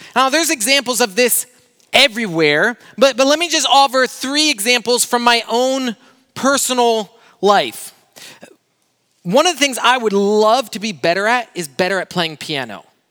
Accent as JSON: {"language": "English", "country": "Brazil", "tie": "born or raised there", "moved": "yes", "said": "I grew up in Brazil"}